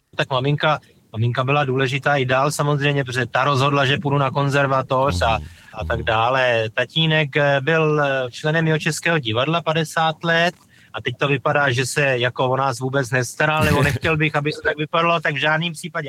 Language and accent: Czech; Czechia; also born or lived in United States; já jsem tady doma, budu, vždycky se sem budu vrát vracet, taky jsem se vrátil z Ameriky